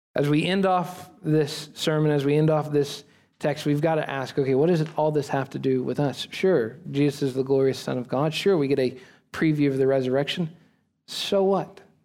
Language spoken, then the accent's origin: English; United States; we Americans right now, as American church